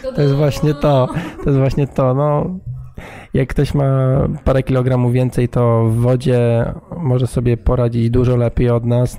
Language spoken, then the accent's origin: Polish; Gdynia, Pomeranian Voivodeship, Poland; jesteśmy stąd